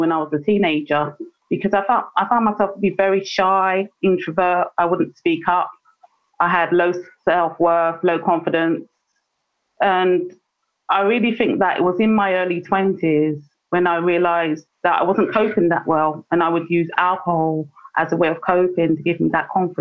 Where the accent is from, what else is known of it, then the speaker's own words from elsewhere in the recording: Saint John, Grenada; I'm from Mongranby in St. John's